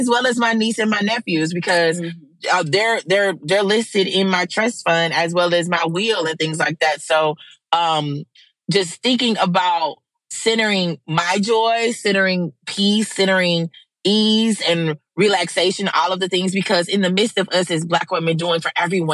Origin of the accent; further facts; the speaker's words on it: Mississippi, United States; moved away; I flew to South Mississippi and then like kind of road trip up to my hometown to be with my family